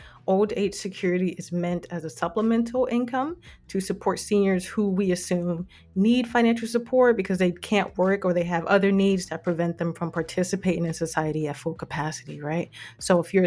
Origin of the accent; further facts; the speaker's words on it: United States; now in Canada; I'm from the States